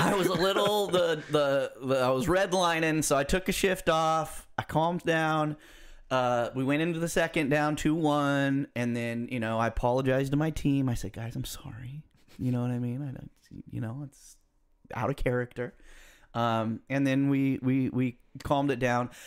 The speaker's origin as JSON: {"language": "English", "country": "United States"}